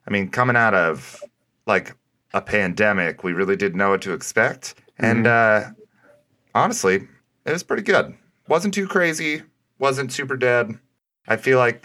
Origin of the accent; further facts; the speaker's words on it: Midwest, United States; we're both from the Midwest